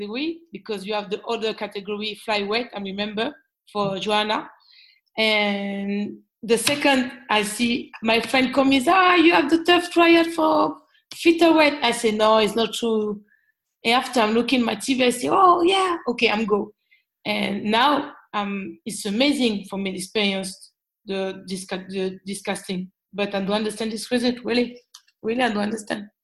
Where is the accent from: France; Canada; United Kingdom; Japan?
France; Lyon, Auvergne-Rhône-Alpes; English is a second language; I'm from Lyon